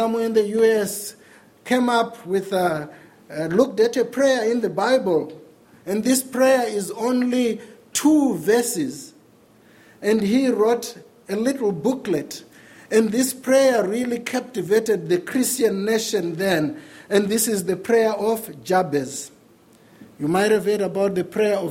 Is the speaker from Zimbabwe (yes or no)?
yes; Zimbabwe; moved away; Growing up in Zimbabwe in the 80s